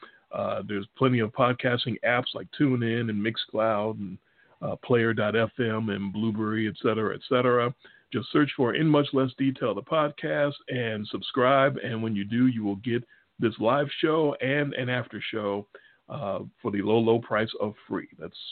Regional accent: Chicago, Illinois, United States; accent: Chicago; We're from Chicago, obviously. You can tell by our accents, our Chicago accents.

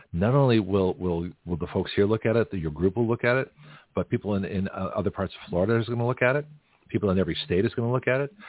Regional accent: Canada; now in United States; as a Canadian citizen before I got my American citizenship on a green card.

